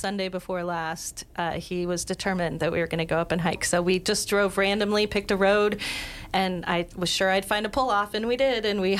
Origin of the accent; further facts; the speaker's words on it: Broomfield, Colorado, United States; moved away as an adult; also born or lived in Littleton, Colorado; now in Wyoming, United States; I was born in the Denver area, just outside Denver in Littleton, and raised in the Broomfield, Westminster, sort of north suburb of Denver.